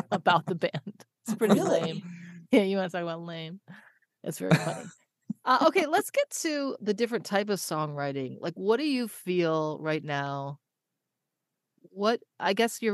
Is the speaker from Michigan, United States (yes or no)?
yes; Detroit, Michigan, United States; moved away; also born or lived in Florida; I'm from Detroit